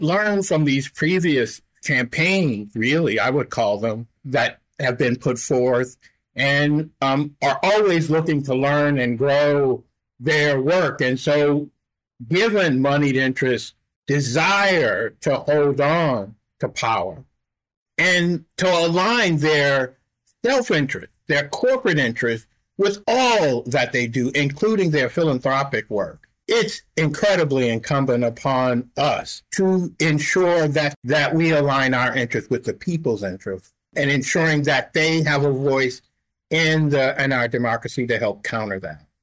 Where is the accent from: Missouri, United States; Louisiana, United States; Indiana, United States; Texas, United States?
Louisiana, United States; New Orleans; moved away; I'm from New Orleans originally, right? And my mother and our family uh, went through Katrina